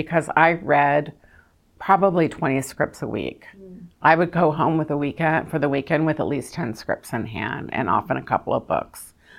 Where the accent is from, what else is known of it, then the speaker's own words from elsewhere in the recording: the South, United States; which I was really excited about doing that movie because I'm from the South